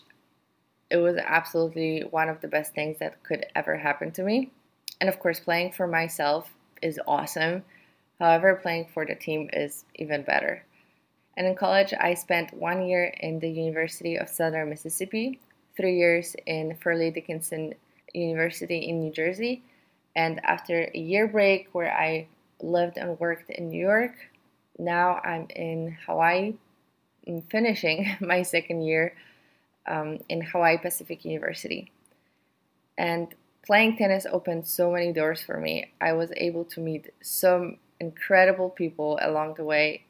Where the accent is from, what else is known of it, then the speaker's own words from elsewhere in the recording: Warsaw, Masovian Voivodeship, Poland; I'm from Poland. I grew up in Warsaw.